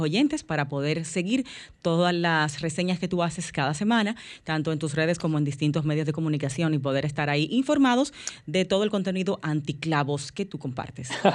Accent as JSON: {"language": "Spanish", "country": "Dominican Republic", "said": "los dominicanos somos"}